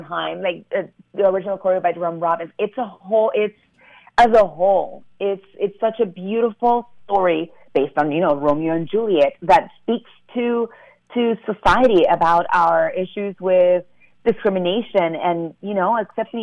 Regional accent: Panama; moved away; I'm able to also represent Panama

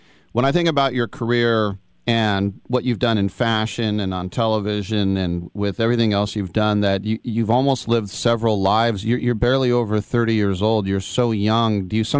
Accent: United States; We're both American, and we both get migraines

